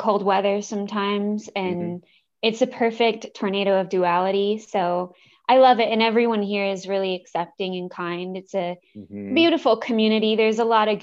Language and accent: English; Atlanta, Georgia, United States; moved away as an adult; I grew up in Atlanta for I was there for the first 22 years of my life until I escaped.